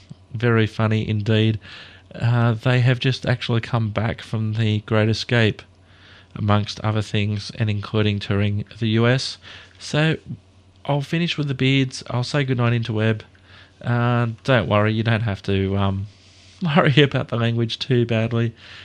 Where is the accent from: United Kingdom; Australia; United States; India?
Australia; I'm an Australian guy